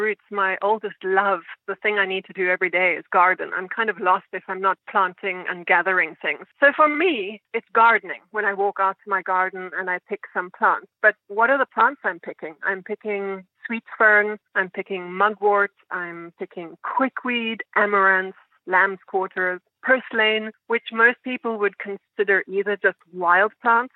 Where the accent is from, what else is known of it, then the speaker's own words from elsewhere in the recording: South Africa; now in New York City, United States; where I was growing up in South Africa